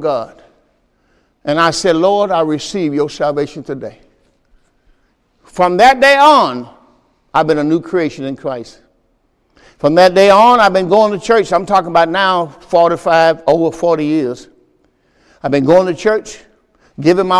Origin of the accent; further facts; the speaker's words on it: Mississippi, United States; moved away; also born or lived in Pontiac, Michigan; I'm from Mississippi